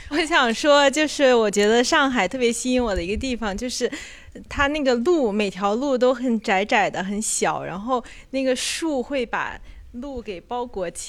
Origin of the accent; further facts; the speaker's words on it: northern China, China; 对，就短暂忍受了一下，因为我是北方人，北京离我比较近一点。